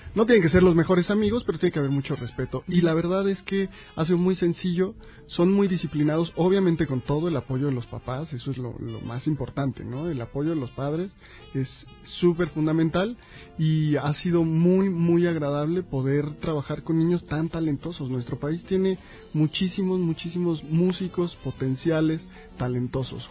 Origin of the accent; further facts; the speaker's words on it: Mexico; Yo estoy convencido de que como mexicano